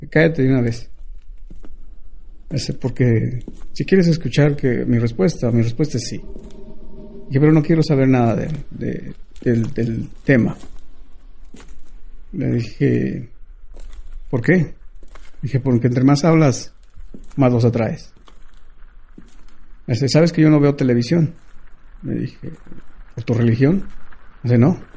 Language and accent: Spanish; United States; y nosotros, nosotros creemos en el espiritualismo, soy, soy nativo americano, yo creo en el espiritualismo.